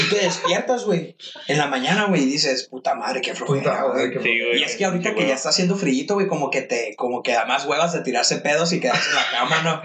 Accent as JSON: {"language": "Spanish", "region": "Guanajuato", "country": "Mexico", "said": "aquí soy del mismo pueblo de estos vergas"}